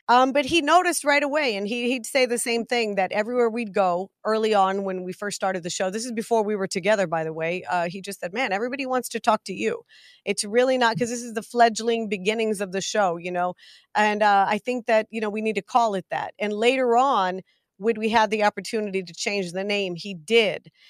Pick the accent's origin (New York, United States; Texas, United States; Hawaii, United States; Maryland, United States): Texas, United States; Big Spring; I was born in a little town called Big Spring, Texas